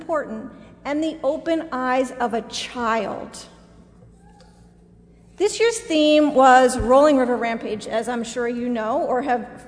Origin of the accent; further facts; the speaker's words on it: outside of Philadelphia, Pennsylvania, United States; I was raised outside of Philadelphia